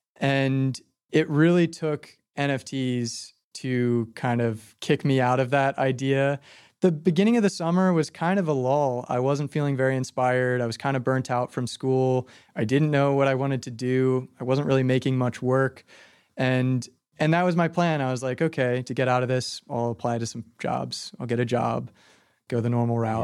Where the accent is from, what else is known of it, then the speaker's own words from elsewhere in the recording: Phoenixville, Pennsylvania, United States; moved away as an adult; now in Philadelphia, United States; even in my hometown, Phoenixville